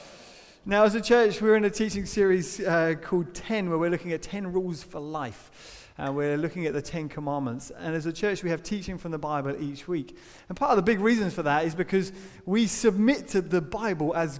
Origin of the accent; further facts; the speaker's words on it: United Kingdom; as British people